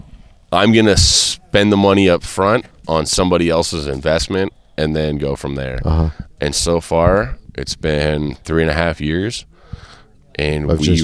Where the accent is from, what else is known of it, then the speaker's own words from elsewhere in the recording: Southern California, United States; Growing up in Southern California